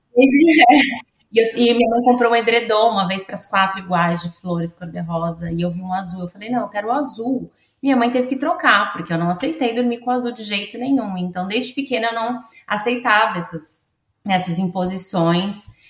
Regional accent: Santos, São Paulo, Brazil; moved away as an adult; now in Australia; eu sou de Santos, a minha cidade ainda é uma cidade que tem muitos lugares

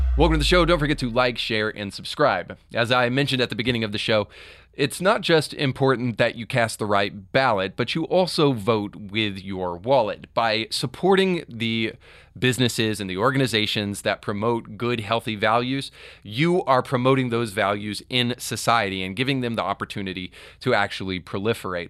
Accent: Tennessee, United States; here in my home state of Tennessee

